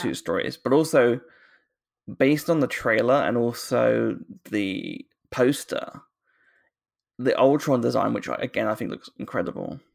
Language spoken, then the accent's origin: English; United Kingdom; accent: British